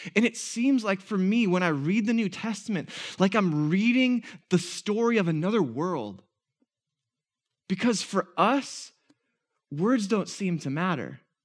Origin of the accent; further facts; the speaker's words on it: Minnesota, United States; we're Minnesotan